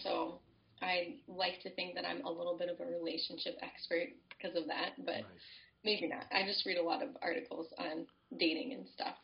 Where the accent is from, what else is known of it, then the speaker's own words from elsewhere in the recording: Colorado, United States; moved away as an adult; now in Winona, United States; I am originally from Colorado, but my husband and I got called back to live in Winona